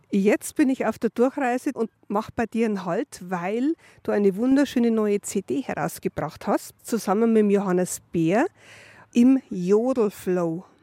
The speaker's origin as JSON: {"language": "German", "town": "Oberammergau", "region": "Bavaria", "country": "Germany", "said": "komme aus Oberammergau"}